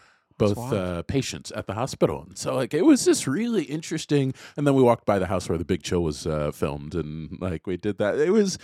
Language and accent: English; Jacksonville, Florida, United States; I grew up kind of all over the place, but Florida was one of, I grew up in Jacksonville.